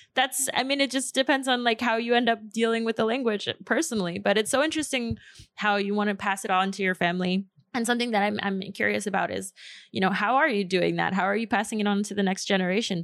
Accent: New York, United States; first language Spanish; English is a second language; I love growing up in New York

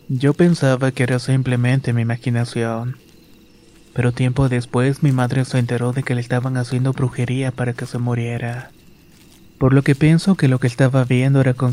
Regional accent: Catemaco, Veracruz, Mexico; Soy originaria de Catemaco, Veracruz.

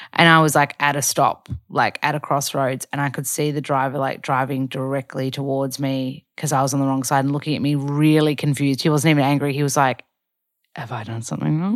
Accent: Australia; moved away as an adult; also born or lived in Byron Bay, Australia; now in Los Angeles, United States

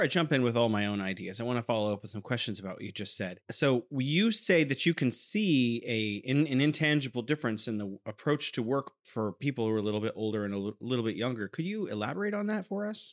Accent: California, United States; now in Wuhan, China; I'm originally from California, but now I'm living in beautiful Wuhan, China

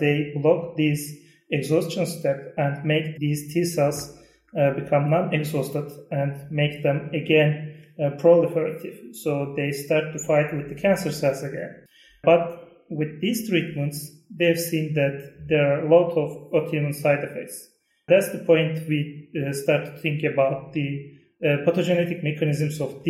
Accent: Turkey; from Turkey

